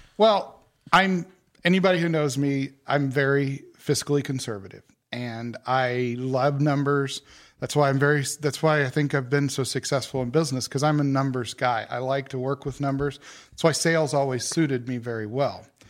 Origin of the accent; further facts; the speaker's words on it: Henry County, Indiana, United States; also born or lived in North Carolina; I grew up here in Henry County. I've lived here my whole life